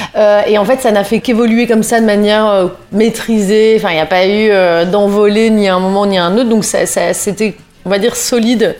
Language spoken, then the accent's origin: French; Lille, Hauts-de-France, France; moved away as an adult; now in Paris, France; J'ai grandi dans le Nord, euh, dans une grande famille, euh, comme c'est souvent le cas euh, à Lille